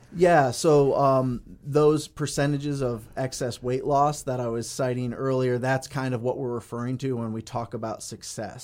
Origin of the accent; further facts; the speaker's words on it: Connecticut, United States; moved away as an adult; also born or lived in Cleveland, Ohio / Allentown, Pennsylvania; now in Bemidji, United States; I grew up in Connecticut